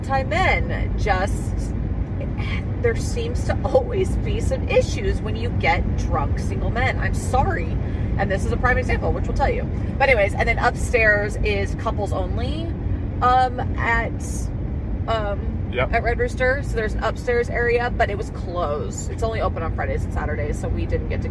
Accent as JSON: {"language": "English", "region": "Idaho", "country": "United States", "said": "we're from Idaho"}